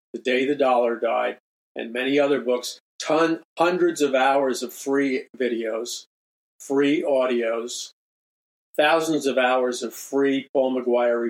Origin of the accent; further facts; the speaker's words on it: United States; I'm an American